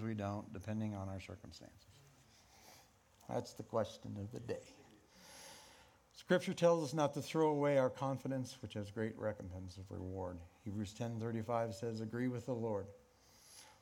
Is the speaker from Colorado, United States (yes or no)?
yes; Rifle, Colorado, United States; Growing up in Rifle in a Pentecostal church